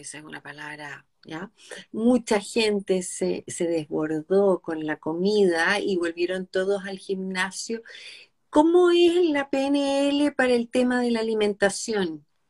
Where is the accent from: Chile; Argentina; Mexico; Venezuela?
Chile; nosotras dos, que somos chilenas